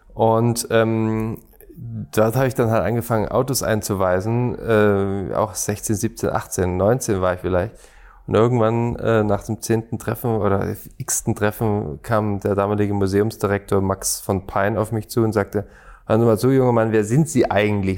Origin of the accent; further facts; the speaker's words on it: Stuttgart, Baden-Württemberg, Germany; also born or lived in Schorndorf; Ich bin eher gebürtiger Stuttgarter